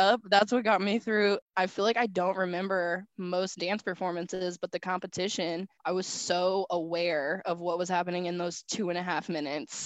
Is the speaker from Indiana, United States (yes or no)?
yes; Indianapolis, Indiana, United States; I'm from Indianapolis